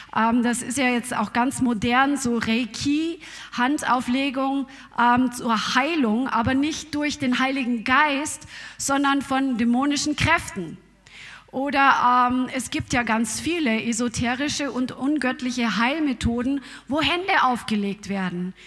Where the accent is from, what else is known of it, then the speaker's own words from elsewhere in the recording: Germany; Bei uns in Deutschland